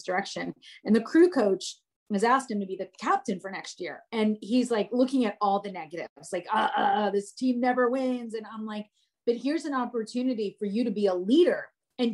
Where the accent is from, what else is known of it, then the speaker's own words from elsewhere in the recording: New Jersey, United States; moved away; also born or lived in Atlanta; I'm from New Jersey